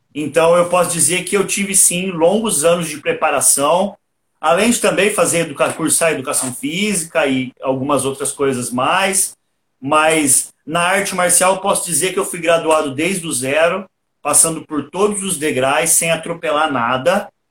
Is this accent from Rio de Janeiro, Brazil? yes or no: no; Porto Ferreira, São Paulo, Brazil; eu sou natural aqui de Porto Ferreira, interior de São Paulo mesmo.